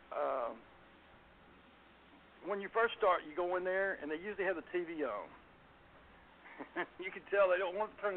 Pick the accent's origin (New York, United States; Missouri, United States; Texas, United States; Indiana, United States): Texas, United States; Garland; I grew up in Garland, Texas. I've lived in Garland all my life